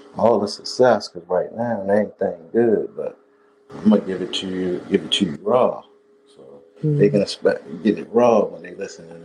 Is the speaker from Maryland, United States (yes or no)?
yes; Baltimore, Maryland, United States; I'm from West Baltimore. I mean, shit, I was raised all around the city, so, I ain't just one spot for me.